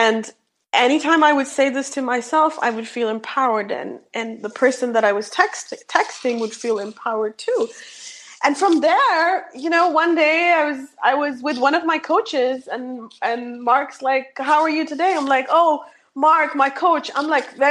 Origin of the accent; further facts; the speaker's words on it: India; English is a second language; moved away; I'm born and raised in India, so I have a very, I struggle with English a little bit